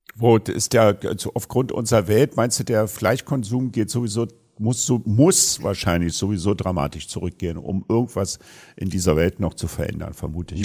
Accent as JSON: {"language": "German", "region": "Berlin", "country": "Germany", "said": "Bei uns in Berlin"}